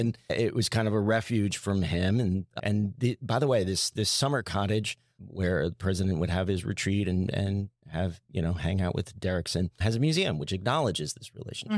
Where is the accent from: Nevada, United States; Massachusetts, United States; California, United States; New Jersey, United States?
New Jersey, United States; I grew up in New Jersey